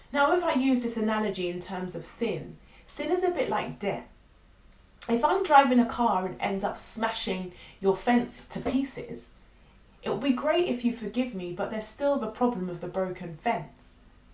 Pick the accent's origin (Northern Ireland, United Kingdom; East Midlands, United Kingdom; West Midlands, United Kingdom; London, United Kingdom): London, United Kingdom; now in Carshalton, United Kingdom; I'm originally a North Londoner but moved to Carshalton 4 years ago when I had my son.